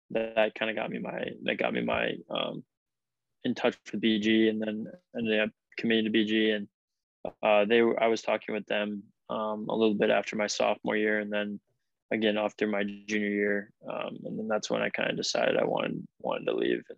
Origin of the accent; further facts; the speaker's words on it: Green Bay, Wisconsin, United States; hockey in Green Bay is definitely kind of moving forward in, in the right directions. I think you know there's a lot of good coaches in in the area that I grew up